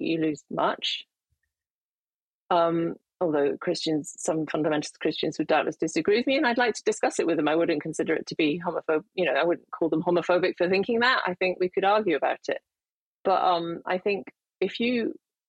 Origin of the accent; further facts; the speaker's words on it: United Kingdom; as a Brit